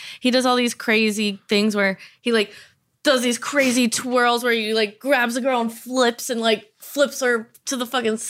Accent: Miami, Florida, United States; I'm actually from Miami, so I'm from Plastic Surgery City.

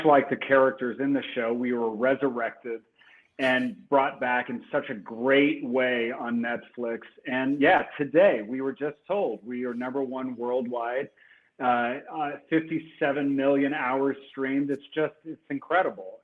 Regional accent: New Albany, Indiana, United States; moved away; also born or lived in Louisville, Kentucky; I was born in Louisville, Kentucky, and I grew up right across the Ohio River in a southern Indiana river town called New Albany, Indiana, which is uh, my hometown

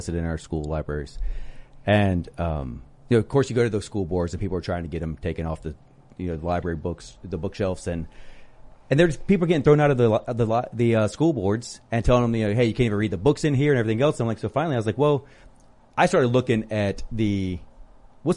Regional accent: Chesapeake, Virginia, United States; my wife and I were born and raised there in the district. We grew up in Chesapeake

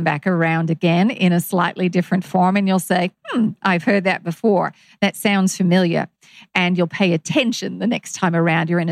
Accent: Kansas, United States; I grew up in Kansas.

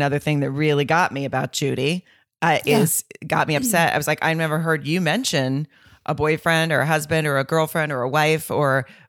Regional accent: the South, United States; I'm from the South. And I just feel like if I was walking around in my small hometown single, that's what somebody would say to me as I walked around.

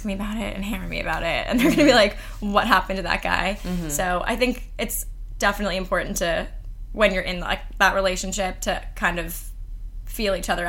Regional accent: Beverly Hills, California, United States; moved away as an adult; now in New York, United States; I grew up in Beverly Hills.

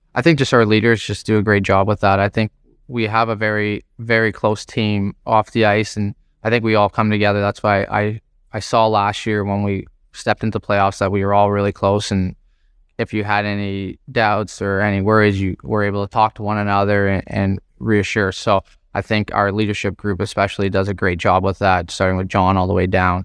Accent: Toronto, Ontario, Canada; growing up in Scarborough, uh, everyone's a Toronto Maple Leaf fan

